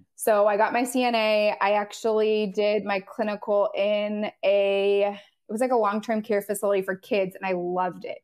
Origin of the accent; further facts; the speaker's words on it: Southern California, United States; moved away as an adult; now in North Carolina, United States; I am originally from Southern California